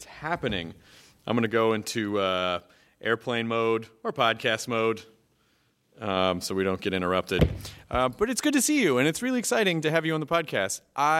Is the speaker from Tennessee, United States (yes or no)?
yes; Memphis, Tennessee, United States; I'm from Memphis, yeah. So I know